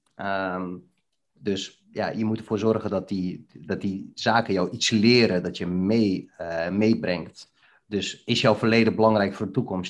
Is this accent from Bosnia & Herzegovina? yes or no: yes; Bihać, Federation of Bosnia and Herzegovina, Bosnia & Herzegovina; also born or lived in Netherlands; now in Deventer, Netherlands; Ik kom uit een hele mooie stad, eh, genaamd Bihać, in uh, voormalige Joegoslavië